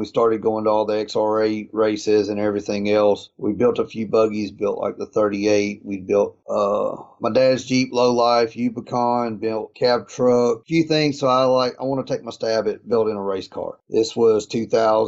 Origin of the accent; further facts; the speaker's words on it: East Coast, United States; I was a guy from the East Coast